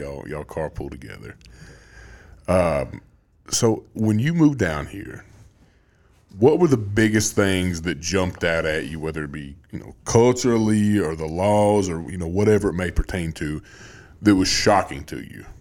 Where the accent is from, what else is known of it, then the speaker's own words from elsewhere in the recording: Greenbrier, Tennessee, United States; I grew up in Greenbrier